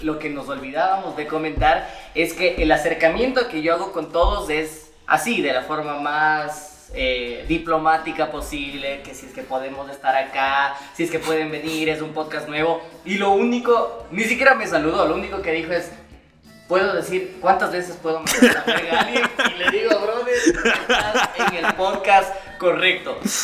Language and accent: Spanish; Quito, Pichincha, Ecuador